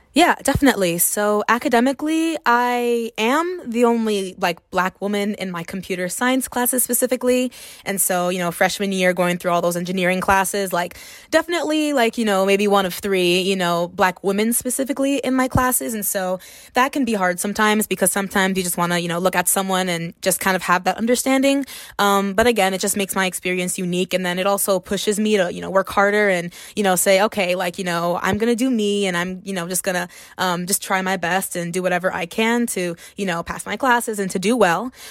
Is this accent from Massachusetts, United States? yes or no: no; Miami, Florida, United States; moved away as an adult; Miami, Florida is my hometown